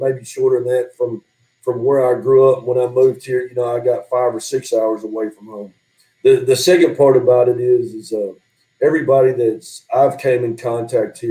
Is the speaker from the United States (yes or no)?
yes; Southeast Missouri, United States; moved away as an adult; now in Crossett, United States; I grew up in Southeast Missouri